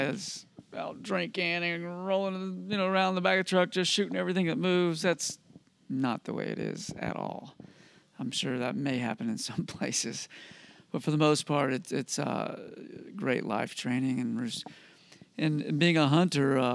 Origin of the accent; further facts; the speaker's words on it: Lakeland, Florida, United States; also born or lived in Miami, Florida / Sarasota, Florida; I was there till I was six, and then moved to Lakeland, where I grew up pretty much. And that's the middle of the state